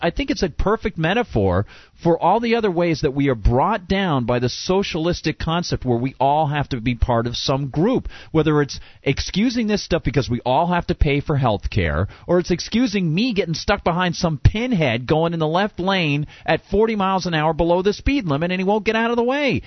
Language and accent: English; Amherst, New Hampshire, United States; my hometown in Amherst here